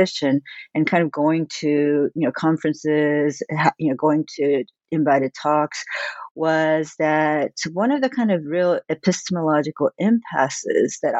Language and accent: English; Southern California, United States; also born or lived in Korea; grew up all over Southern California.